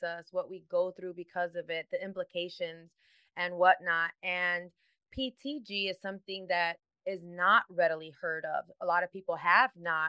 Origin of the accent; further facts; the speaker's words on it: Chicago, Illinois, United States; I was born and raised in Chicago, in the city, not the outskirts